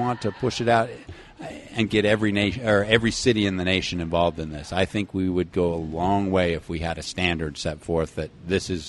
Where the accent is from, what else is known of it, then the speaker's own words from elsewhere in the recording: Salt Lake City, Utah, United States; my experience growing up in Salt Lake City